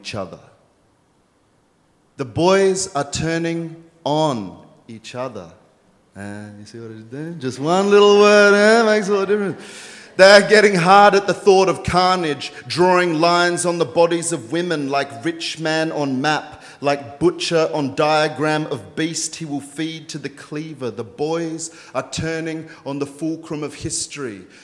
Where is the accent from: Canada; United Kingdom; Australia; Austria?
Australia; Queanbeyan, New South Wales; I grew up in a town called Queanbeyan, New South Wales, just outside of Canberra